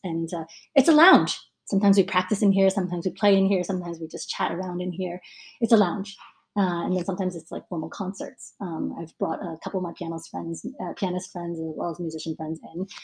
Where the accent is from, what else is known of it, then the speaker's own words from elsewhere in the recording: United States; moved away as an adult; now in Hong Kong; born and raised in the U.S.